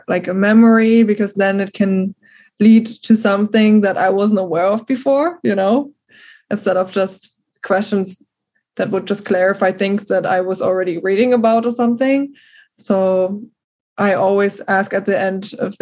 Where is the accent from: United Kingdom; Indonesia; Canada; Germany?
Germany; accent: German; first language German; English is a second language; moved away as an adult; now in United States